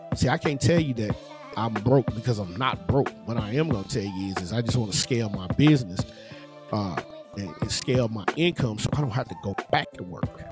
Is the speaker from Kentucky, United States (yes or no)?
yes; Louisville, Kentucky, United States; in my neighborhood, where I grew up at, in the surrounding area, you know, there's a part of there's a part of the city that I live in. I'm from Louisville